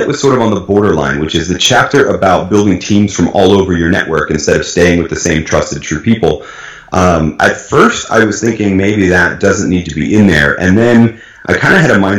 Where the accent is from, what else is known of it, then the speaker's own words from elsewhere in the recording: New England, United States; now in Oklahoma, United States; I grew up in New England, which is a very, very democratic, very liberal, very blue, as we like to say, part of the United States. And now I live in Oklahoma